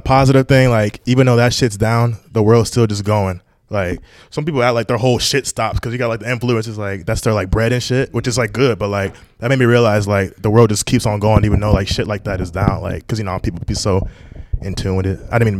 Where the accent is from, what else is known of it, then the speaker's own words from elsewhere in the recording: Tampa, Florida, United States; I'm from Tampa.